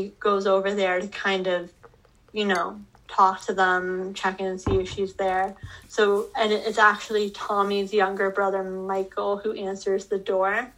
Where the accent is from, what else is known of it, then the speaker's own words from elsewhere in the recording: Canada; Can you tell we're Canadian?